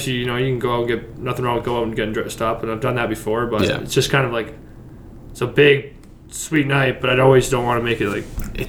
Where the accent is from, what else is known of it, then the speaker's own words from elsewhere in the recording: Canada; as a Canadian